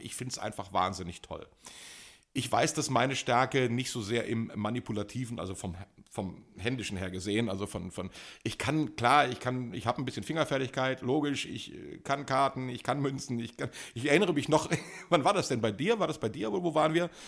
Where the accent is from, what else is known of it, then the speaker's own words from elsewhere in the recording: Germany; Ich komme aus Deutschland